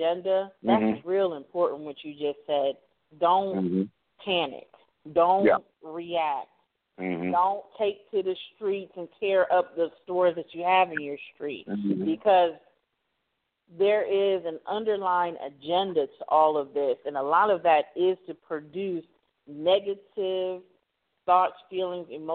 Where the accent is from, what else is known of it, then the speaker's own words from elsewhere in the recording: Miami, Florida, United States; Being from Miami